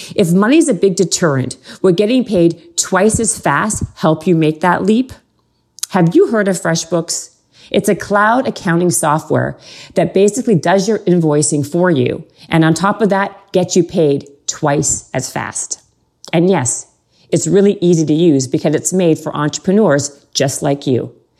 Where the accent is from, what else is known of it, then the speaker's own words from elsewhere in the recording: Canada; I'm Canadian